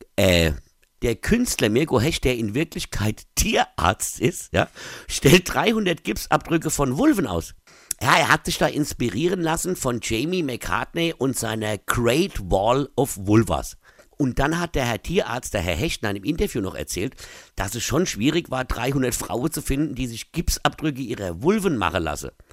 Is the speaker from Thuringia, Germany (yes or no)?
no; Mainz, Rhineland-Palatinate, Germany; Bei uns in Mainz